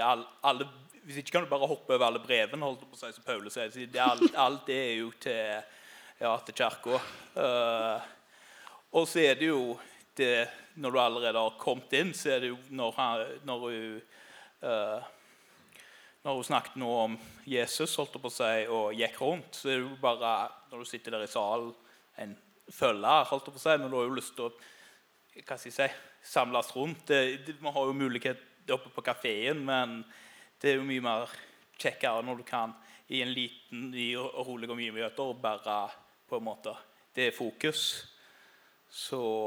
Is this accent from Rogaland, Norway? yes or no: yes; Karmøy, Rogaland, Norway; moved away as an adult; now in Grimstad, Norway; som du hører, så er ikke jeg sørlending. Jeg kommer fra ei øy som heter Karmøy utenfor Haugesund